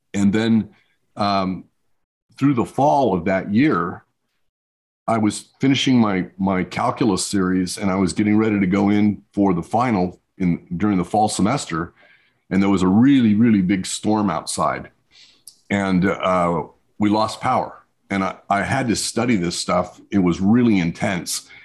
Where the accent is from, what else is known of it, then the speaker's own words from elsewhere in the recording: New Mexico, United States; I grew up in New Mexico in the desert.